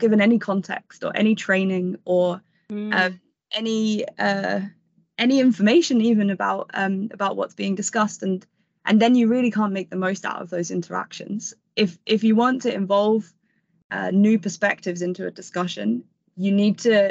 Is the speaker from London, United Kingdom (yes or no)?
yes; London, United Kingdom; I grew up in London around the 2012 Olympics, and I went to a school in London.